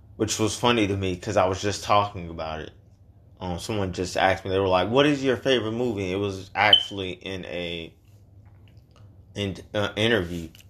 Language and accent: English; Chicago, Illinois, United States; now in Georgia, United States; That's where we're from